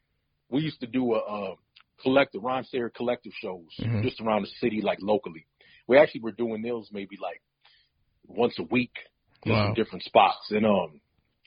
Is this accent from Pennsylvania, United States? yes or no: no; Minneapolis, Minnesota, United States; growing up in Minneapolis